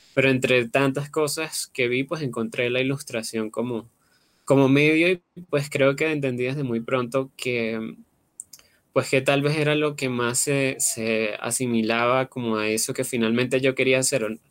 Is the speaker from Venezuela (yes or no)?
yes; Venezuela; moved away; Yo pues soy venezolano, vengo de Venezuela, vivía en una ciudad pequeña